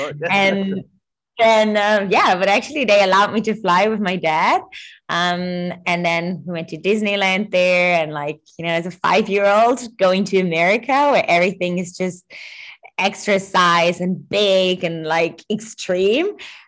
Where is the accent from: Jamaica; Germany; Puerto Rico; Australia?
Germany; English is a second language; But let's say Germans are really efficient people. Like, we're really reliable.